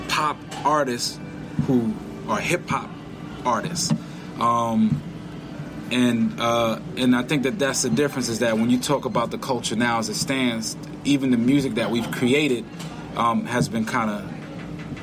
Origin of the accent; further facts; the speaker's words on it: New York City, New York, United States; also born or lived in Westbury, Long Island; I grew up in Washington Heights, New York, which was, growing up, pretty bad area